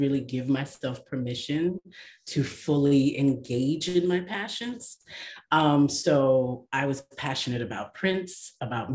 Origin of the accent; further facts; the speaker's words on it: New York City, New York, United States; I am from Brooklyn, New York